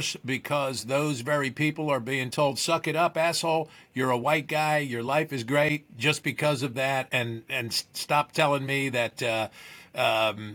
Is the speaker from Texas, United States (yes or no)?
no; New Jersey, United States; I grew up in New Jersey